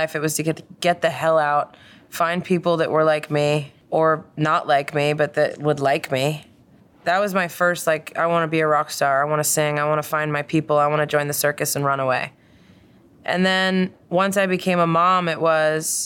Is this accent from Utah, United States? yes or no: no; Doylestown, Pennsylvania, United States; I grew up in Doylestown, Pennsylvania